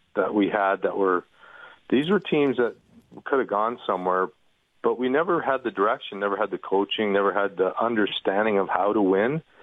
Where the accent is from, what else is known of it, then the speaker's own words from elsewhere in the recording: Toronto, Ontario, Canada; born and raised in Toronto